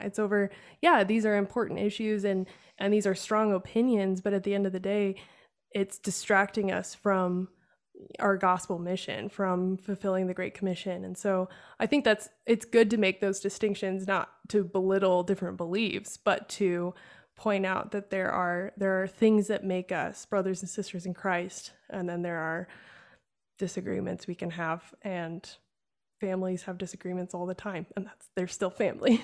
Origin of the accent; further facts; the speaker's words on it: Wisconsin, United States; growing up in Wisconsin, which is very, uh, German.